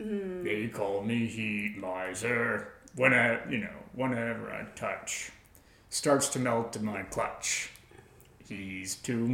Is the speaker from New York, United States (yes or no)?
no; Colorado, United States; growing up in Colorado